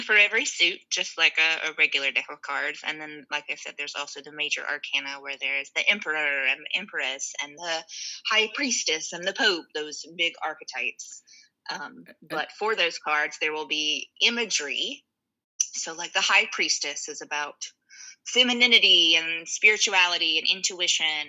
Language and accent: English; North Carolina, United States; also born or lived in New York; now in Durham, United States; I'm from a small town, North Carolina, a couple hours from here